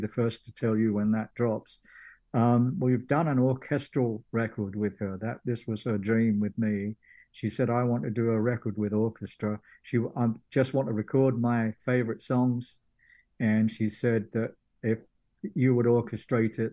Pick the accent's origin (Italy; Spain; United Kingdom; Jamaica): United Kingdom; England; moved away as an adult; now in Tennessee, United States; my home country